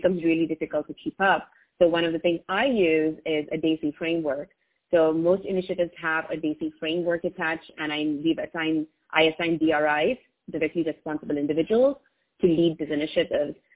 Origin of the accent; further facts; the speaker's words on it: India; first language English; I learned English in India as my first language